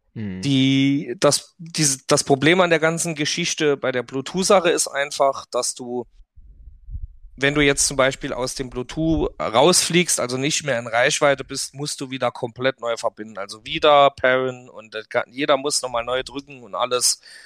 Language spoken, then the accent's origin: German; Saarland, Germany; bei uns im Saarland sagt man rumgeschnust